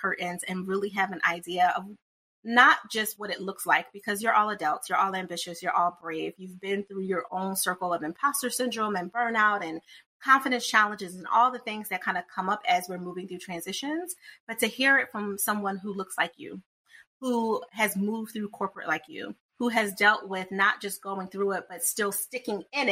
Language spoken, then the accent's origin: English; United States; I'm American